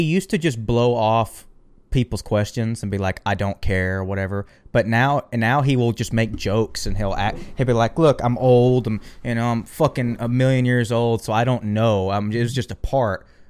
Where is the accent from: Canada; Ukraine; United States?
United States; the American South; I'm from the American South.